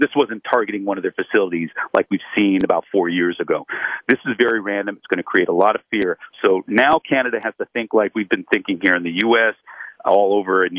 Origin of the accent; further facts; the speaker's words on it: Los Angeles, California, United States; I'm from Los Angeles. I'm here right now.